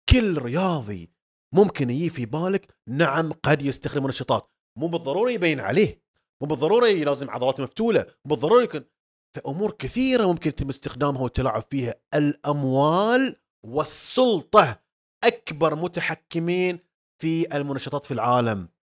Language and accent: Arabic; Bahrain; عندنا في البحرين